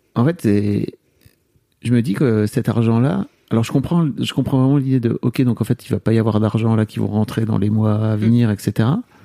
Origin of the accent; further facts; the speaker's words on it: France; en tant que Français